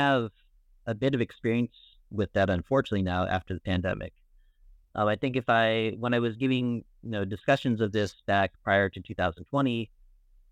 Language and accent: English; Phoenix, Arizona, United States; moved away as an adult; also born or lived in Tucson, Arizona / Beirut, Lebanon; now in Dublin, Ireland; I was originally born in Phoenix, Arizona, and went to school at the University of Arizona in Tucson